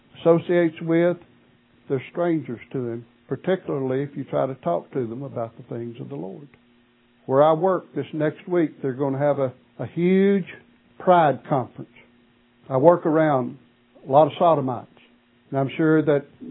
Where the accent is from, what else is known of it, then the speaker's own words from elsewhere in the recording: Martin, Tennessee, United States; moved away as an adult; It has been approximately 47 years since I have lived in the location where I was born and raised